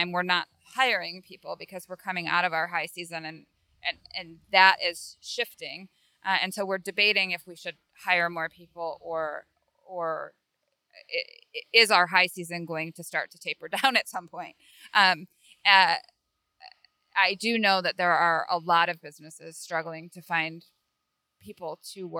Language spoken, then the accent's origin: English; Michigan, United States; also born or lived in California; now in Fort Myers, United States; I grew up in Michigan.